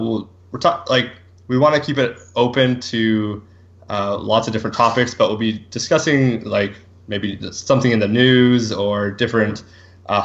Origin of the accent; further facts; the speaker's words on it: Bonnyville, Alberta, Canada; growing up in Bonnyville, there's lots of farmers who live around the area and stuff. I grew up on an acreage outside of town